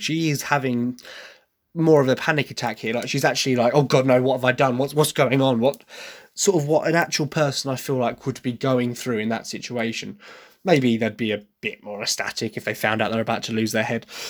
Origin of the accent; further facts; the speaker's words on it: Essex, East of England, United Kingdom; accent: Essex; despite the fact I try very, very hard to hide my Essex accent, it is there because I am, I am from Essex